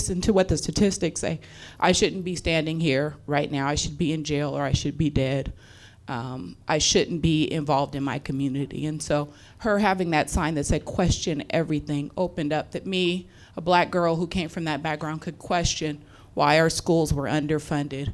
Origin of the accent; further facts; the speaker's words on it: Portland, Oregon, United States; I was born in North Northeast Portland.